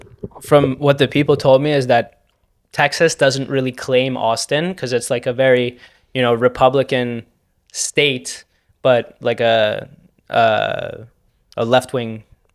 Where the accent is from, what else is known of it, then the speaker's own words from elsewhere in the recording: Canada; I'm Canadian. I'm proud to be Canadian.